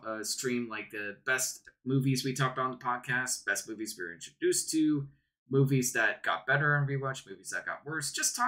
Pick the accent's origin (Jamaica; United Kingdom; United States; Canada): Canada; We're Canadian, right?